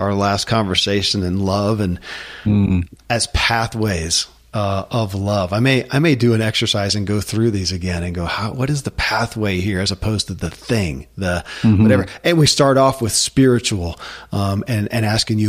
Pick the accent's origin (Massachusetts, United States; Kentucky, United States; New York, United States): Kentucky, United States; born or raised there